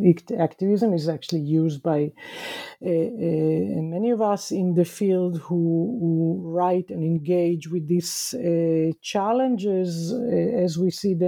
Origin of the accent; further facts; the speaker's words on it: Israel; Growing up in Israel in the 1970s and 1980s, very much being indoctrinated into thinking about our pasts